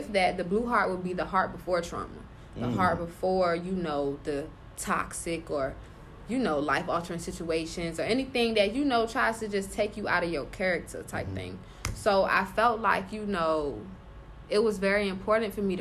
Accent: Richmond, Virginia, United States; I'm from Richmond

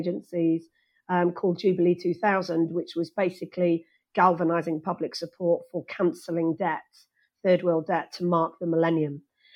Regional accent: Wales, United Kingdom; I actually did Welsh because I was born and bred in Wales

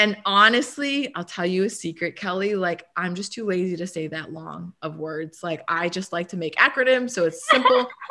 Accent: Vancouver, British Columbia, Canada; moved away; I grew up in Vancouver, British Columbia, and Canada

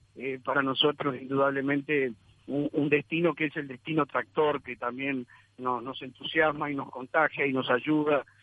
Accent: Uruguay

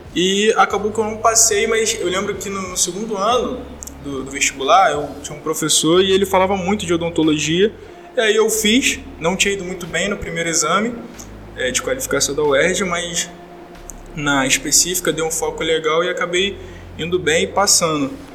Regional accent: Rio de Janeiro, Brazil; eu estudei em um colégio público aqui do Rio de Janeiro, eu sou eu vim do CIEP

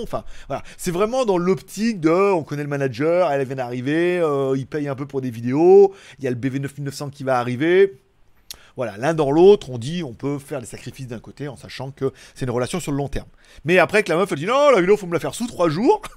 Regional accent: France; on est français

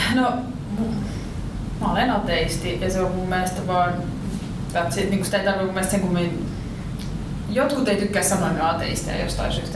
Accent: Riihimäki, Kanta-Häme, Finland; now in Helsinki, Finland; mä oon Riihimäeltä tai asun Helsingin, mutta mä oon Riihimäeltä

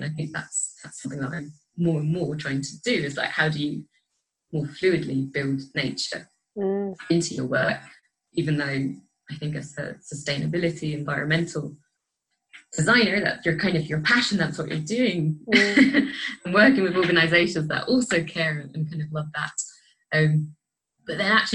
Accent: Scotland, United Kingdom; moved away; I grew up in Scotland

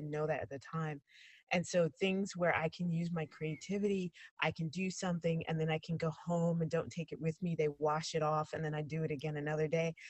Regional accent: United States; moved away as an adult; also born or lived in Georgia, United States / Los Angeles, United States; now in Albania; I was born in Georgia, and then we moved when I was a baby to the New York, New Jersey area

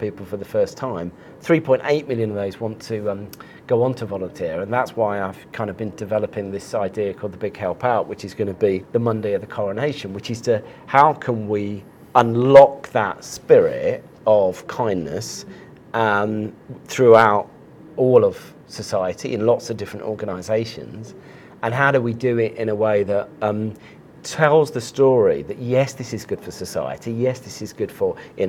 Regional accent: Cambridgeshire, East of England, United Kingdom; now in Hertfordshire, United Kingdom; I'm from Cambridgeshire

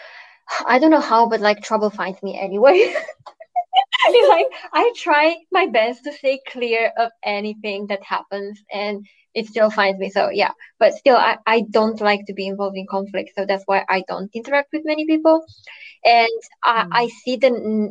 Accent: Germany; I'm from Germany

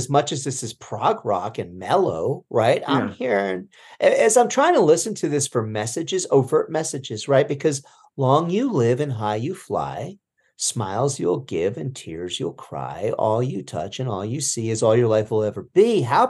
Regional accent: New Jersey, United States; I'm from Jersey, though. I have that handicap.

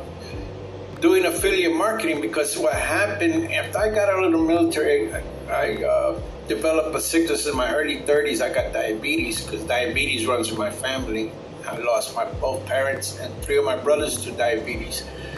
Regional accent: New York City, New York, United States; moved away; also born or lived in Florida / Puerto Rico (parents); I was born in 1959 in Brooklyn, New York. And yes, I'm a baby boomer. Yeah, there's all of us in Brooklyn. Well, later on down the years, I was raised in New York City

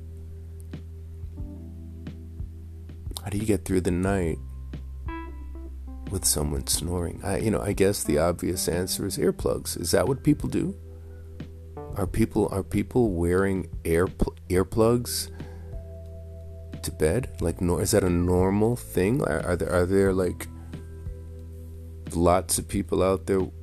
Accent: New York City, New York, United States; growing up in Queens, we're sharing a room, we're kids

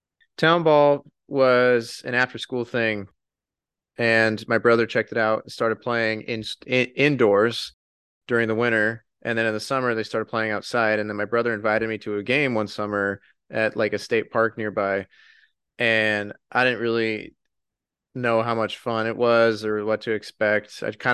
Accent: Oregon, United States; I grew up in Oregon.

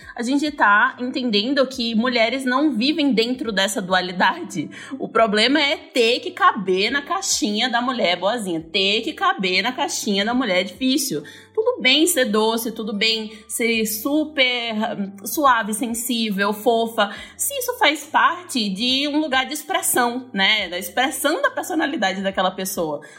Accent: Northeast Region, Brazil; moved away; eu sou nordestina

